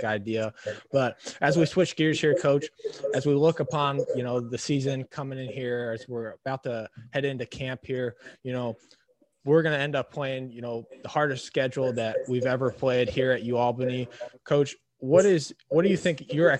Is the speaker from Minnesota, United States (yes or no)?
yes; Minnesota, United States; moved away; also born or lived in Omaha, Nebraska; where I grew up in Minnesota